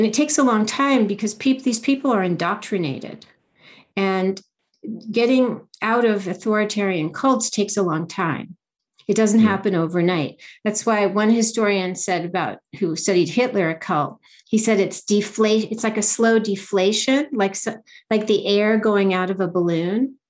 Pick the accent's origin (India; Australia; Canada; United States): United States; I'm an American, you know, first generation American